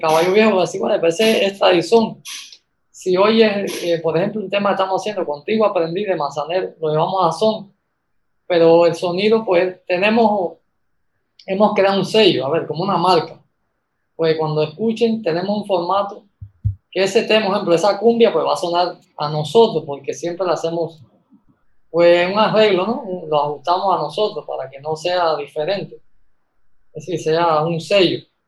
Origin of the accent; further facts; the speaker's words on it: Camagüey, Cuba; moved away as an adult; now in Tabasco, Mexico; vengo de Cuba, a Camagüey, de la provincia de Camagüey